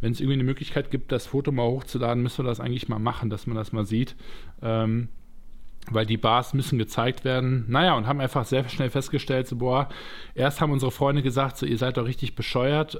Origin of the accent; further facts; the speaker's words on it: Düsseldorf, North Rhine-Westphalia, Germany; ich bin Düsseldorfer jung im Grunde genommen oder komme von einem Vorort aus Düsseldorf, aber äh, bin dort zumindest zur Schule gegangen